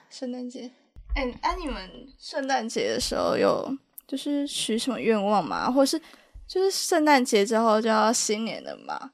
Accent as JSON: {"language": "Chinese", "country": "Taiwan", "lives_now": "Taipei, Taiwan", "said": "我算身为一个台湾人"}